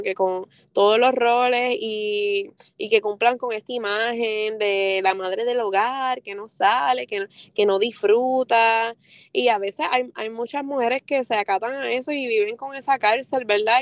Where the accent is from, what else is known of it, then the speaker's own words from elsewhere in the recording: Vega Baja, Puerto Rico; also born or lived in Mayagüez / Río Piedras; de dónde soy, salgo de Vega Baja, de Mayagüez, también he estado por Río Piedra